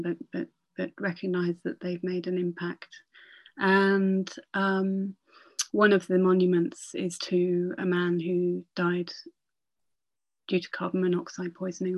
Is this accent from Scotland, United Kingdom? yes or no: no; Northumberland, North East England, United Kingdom; now in Oxford, United Kingdom; When I was growing up in Northumberland